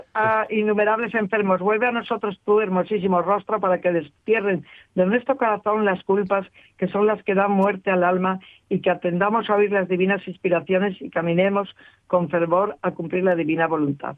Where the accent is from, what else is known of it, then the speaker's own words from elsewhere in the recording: Cangas de Onís, Asturias, Spain; los que somos de Cangas